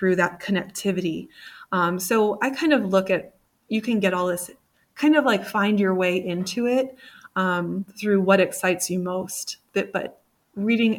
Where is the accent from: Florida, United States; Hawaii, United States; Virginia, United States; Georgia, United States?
Virginia, United States; Virginia, originally from Virginia, or I grew up there